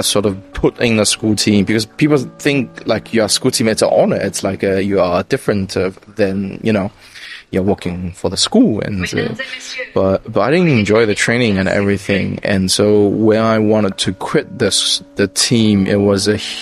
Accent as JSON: {"language": "English", "country": "China", "said": "I'm from China"}